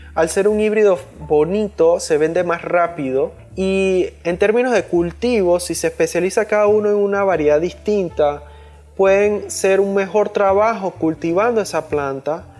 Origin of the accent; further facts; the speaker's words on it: Panama; aquí en Panamá, que aquí somos medio gringos